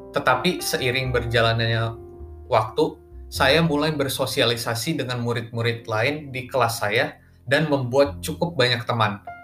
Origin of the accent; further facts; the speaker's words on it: Bandung, West Java, Indonesia; now in Gading Serpong, Indonesia; Saya lahir di kota Bandung pada tanggal delapan belas Juni tahun dua ribu tiga